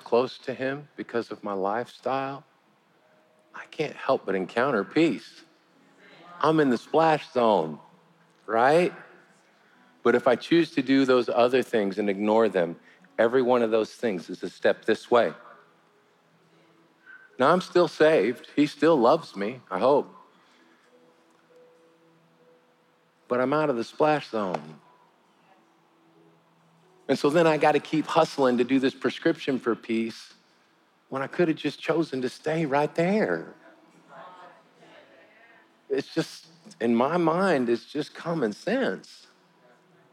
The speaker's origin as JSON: {"language": "English", "country": "United States", "said": "as an American"}